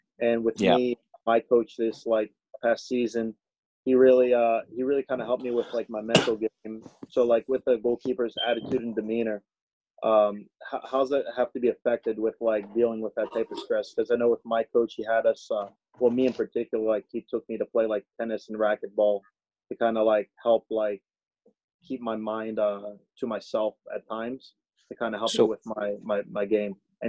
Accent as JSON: {"language": "English", "town": "Chios", "region": "North Aegean", "country": "Greece", "second_language": "English", "said": "I'm actually from Greece, so I used to watch you."}